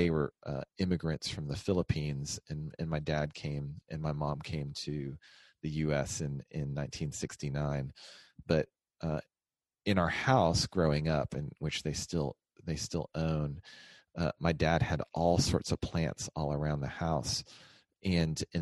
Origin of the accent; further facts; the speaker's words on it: Texas, United States; We're both from Texas. So we found our way back here.